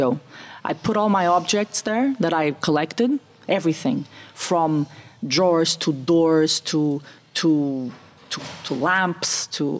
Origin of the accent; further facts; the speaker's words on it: Portugal; also born or lived in Germany / Italy; I was the first Portuguese to go.